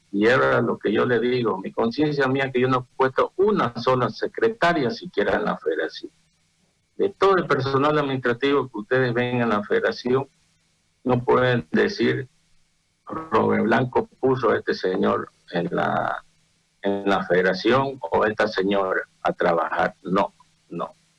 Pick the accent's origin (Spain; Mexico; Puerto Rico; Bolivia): Bolivia; como ciudadano boliviano